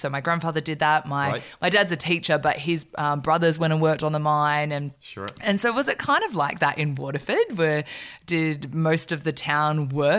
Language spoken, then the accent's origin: English; Broken Hill, New South Wales, Australia; moved away; I grew up in a small country town in Australia called Broken Hill.